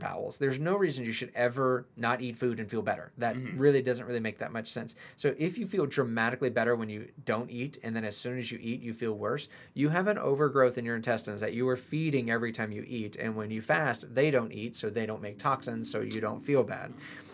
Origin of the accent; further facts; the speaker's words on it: United States; we're American